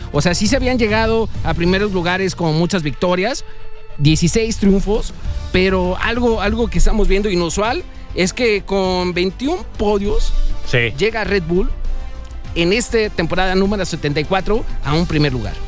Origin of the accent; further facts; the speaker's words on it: Mexico; nosotros como mexicanos